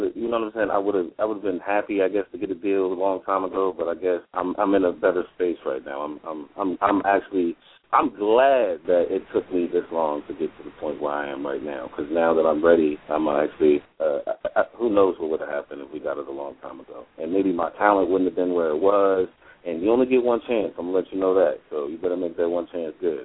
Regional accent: New Jersey, United States; I'm from New Jersey.

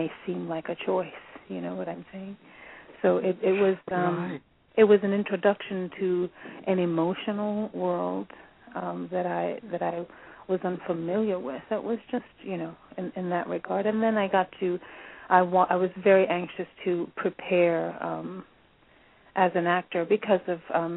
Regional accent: New York City, New York, United States; moved away; I'm born and raised in the Bronx

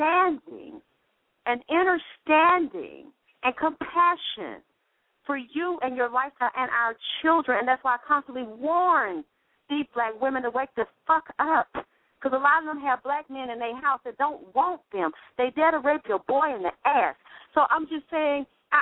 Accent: Atlanta, Georgia, United States; I grew up in Atlanta, Georgia, in the church

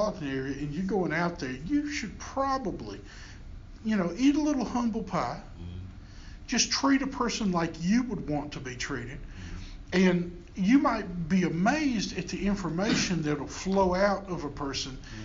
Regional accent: the South, United States; accent: Southern; I speak with a Southern accent, and unapologetically, I was raised in the South

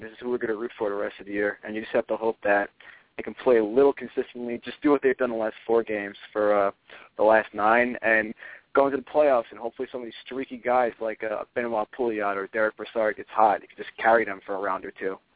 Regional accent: New York, United States; Yeah, I'm from Nassau County originally.

